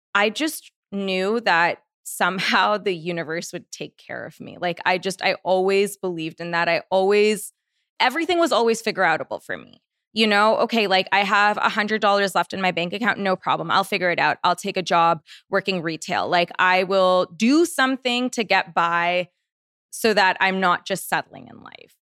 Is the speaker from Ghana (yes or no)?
no; Canada; moved away as an adult; now in Los Angeles, United States; I'm Canadian